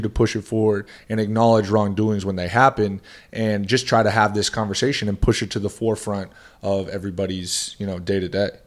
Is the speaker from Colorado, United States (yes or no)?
no; Boston, Massachusetts, United States; growing up in the Boston area